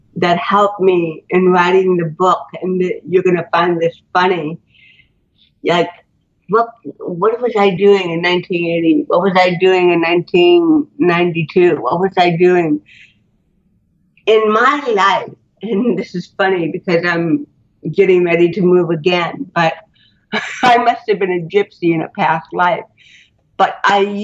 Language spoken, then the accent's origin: English; Fullerton, California, United States; also born or lived in Buffalo / Lancaster / Garden Grove; we moved from Buffalo to Lancaster to Garden Grove to Fullerton, but I spent most of my childhood in Fullerton, probably 13 years without moving again